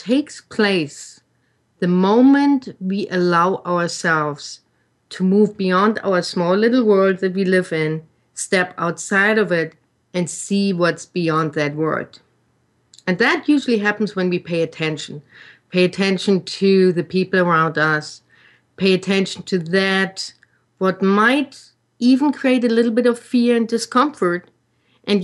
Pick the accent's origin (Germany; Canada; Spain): Germany; English is a second language; moved away; when I grew up in Germany